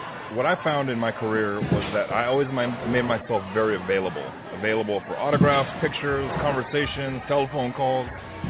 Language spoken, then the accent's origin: English; California, United States; I'm adopted. I came from the Bay Area.